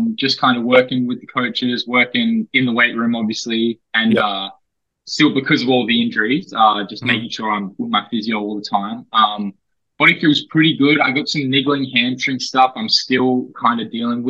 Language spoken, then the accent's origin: English; Perth, Western Australia, Australia; moved away as an adult; also born or lived in Canberra; now in Illawarra, Australia; growing up in Perth, I got awesome family life, two brothers and a sister